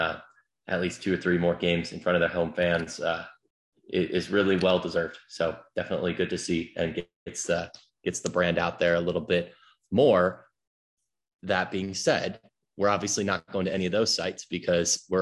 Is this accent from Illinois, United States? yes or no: yes; Chicago, Illinois, United States; growing up in Chicago